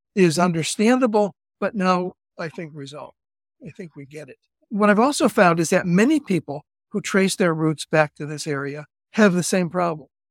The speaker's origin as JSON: {"language": "English", "town": "Cleveland", "region": "Ohio", "country": "United States", "also_born_or_lived": "Idaho / Cali, Colombia / Berkeley, California", "moved": "as an adult", "lives_now": "California, United States", "said": "I'm from Cleveland originally and went out west in the nineteen sixties as a Catholic priest"}